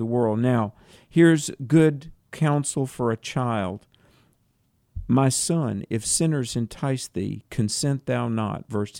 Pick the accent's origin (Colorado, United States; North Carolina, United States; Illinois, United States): North Carolina, United States; I was a little farm boy growing up in North Carolina